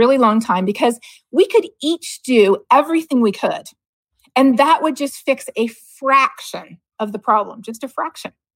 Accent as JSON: {"language": "English", "country": "Canada", "tie": "born or raised there", "moved": "yes", "said": "growing up in Canada"}